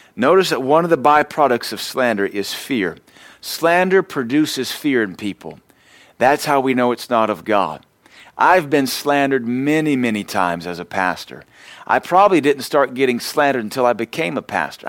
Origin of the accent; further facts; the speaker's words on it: the American South, United States; we're Southerners